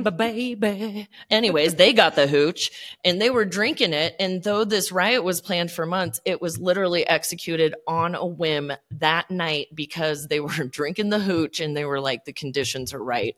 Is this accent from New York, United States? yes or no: no; New Mexico, United States; I grew up in New Mexico